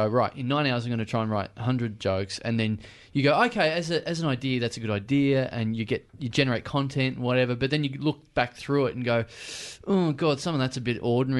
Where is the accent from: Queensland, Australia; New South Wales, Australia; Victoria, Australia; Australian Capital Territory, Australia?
Victoria, Australia; Maryborough; also born or lived in Ballarat; Maryborough's 8,000 people